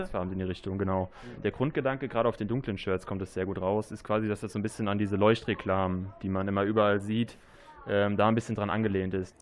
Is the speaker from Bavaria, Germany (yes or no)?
no; Bobach, North Rhine-Westphalia, Germany; komme hier gebürtig aus Bobach, habe hier boah, 23 Jahre meines Lebens verbracht